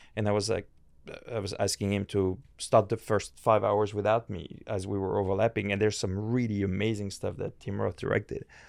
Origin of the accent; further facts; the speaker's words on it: France; moved away as an adult; also born or lived in New York, United States; I grew up in France